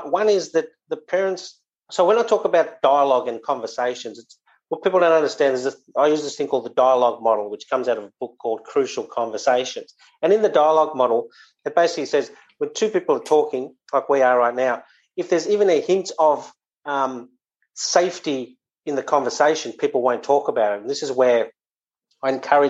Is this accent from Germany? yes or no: no; South Africa; born there; my dad, I was born in South Africa, fairly robust dad